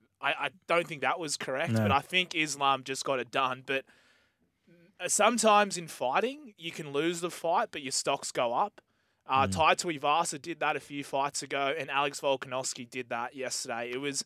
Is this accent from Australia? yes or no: yes; Australia; we're Australian